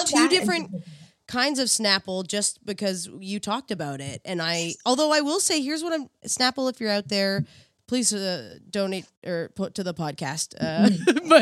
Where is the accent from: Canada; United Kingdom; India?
Canada; East Coast; moved away; I'm from the East Coast, so the ocean is like feels like home to me